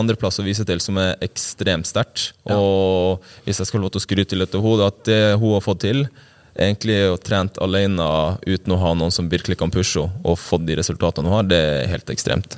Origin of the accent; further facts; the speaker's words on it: Øksfjord, Troms og Finnmark, Norway; kommer ja, fra ei lita bygd i uh, Kystfinnmark som heter Øksfjord